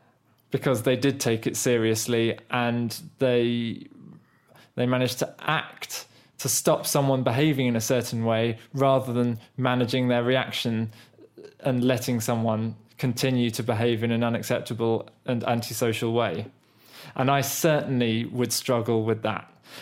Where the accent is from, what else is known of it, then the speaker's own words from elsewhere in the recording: United Kingdom; first language English; As a British national who grew up speaking English fluently without really being formally taught grammar